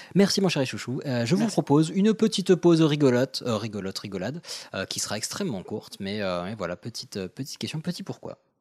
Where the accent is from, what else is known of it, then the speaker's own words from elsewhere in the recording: Morocco; je viens du Maroc